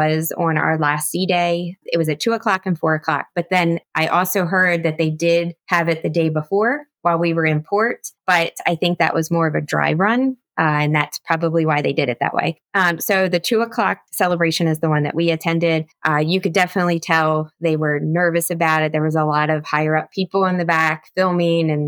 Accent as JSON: {"language": "English", "region": "Florida", "country": "United States", "said": "I told him from Florida"}